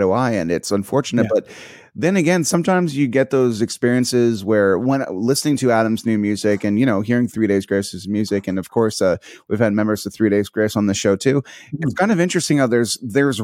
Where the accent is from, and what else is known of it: Canada